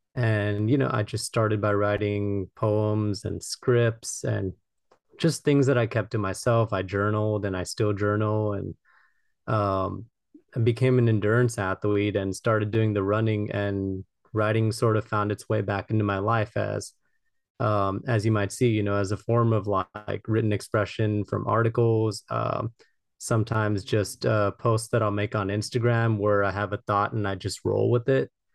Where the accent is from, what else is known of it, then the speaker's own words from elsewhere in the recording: Los Angeles, California, United States; I'm from Los Angeles, California